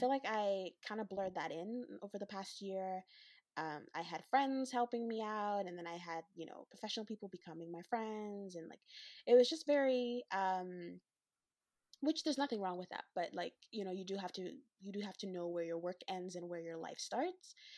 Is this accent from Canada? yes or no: yes; Western Canada, Canada; the Western black, Western Canadian perspective